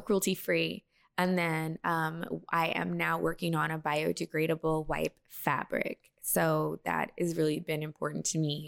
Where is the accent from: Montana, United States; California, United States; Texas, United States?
Texas, United States; also born or lived in Las Vegas, Nevada; born in Vegas, and then I was raised in Texas